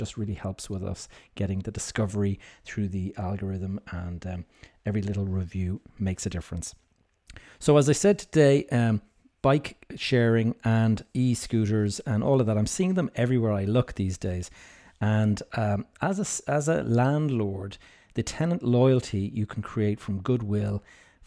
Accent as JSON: {"language": "English", "town": "Dublin", "region": "Leinster", "country": "Ireland", "tie": "born or raised there", "said": "here in my hometown of Dublin"}